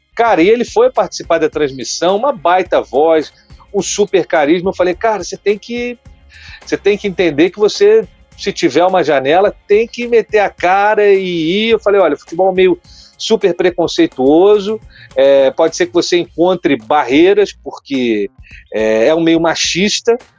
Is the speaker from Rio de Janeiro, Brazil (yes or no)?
yes; Petrópolis, Rio de Janeiro, Brazil; Serrano, lá de Petrópolis, minha terra